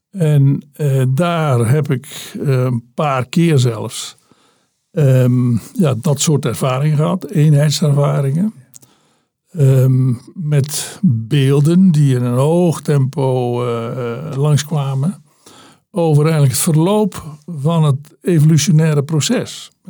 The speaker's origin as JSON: {"language": "Dutch", "area": "at the Belgian border", "region": "Zeeland", "country": "Netherlands", "tie": "born or raised there", "said": "ik ben geboren eh, aan de uiterste zuidwest, in de uiterste zuidwesthoek van eh, Nederland. Eh, aan, pal aan de Belgische grens. Mijn eh, geboortewieg stond op minder dan een kilometer van de Belgische grens daar."}